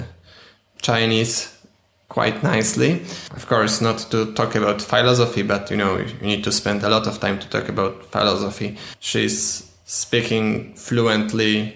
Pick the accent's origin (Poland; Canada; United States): Poland; English is a second language; I'm from Poland.